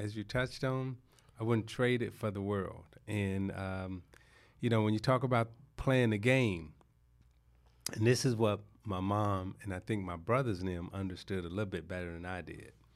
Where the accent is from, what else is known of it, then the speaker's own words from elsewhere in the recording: Chicago, Illinois, United States; moved away as an adult; also born or lived in Detroit; I was born in Chicago. My teenage years, I say, is Chicago.